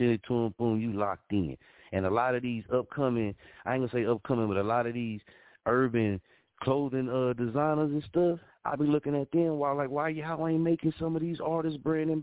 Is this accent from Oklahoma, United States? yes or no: yes; Muskogee, Oklahoma, United States; I come from Muskogee, Oklahoma